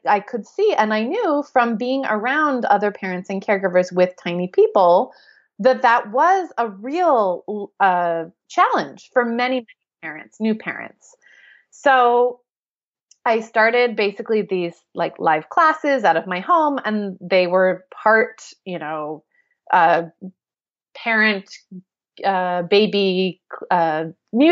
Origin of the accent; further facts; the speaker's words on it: United States; accent: American; moved away as an adult; also born or lived in London; we are obviously American, as you can tell from my accent